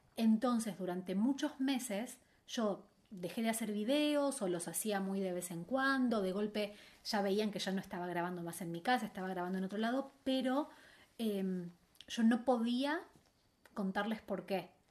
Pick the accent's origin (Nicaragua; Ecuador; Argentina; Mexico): Argentina; Buenos Aires; moved away as an adult; now in Madrid, Spain; volví a Buenos Aires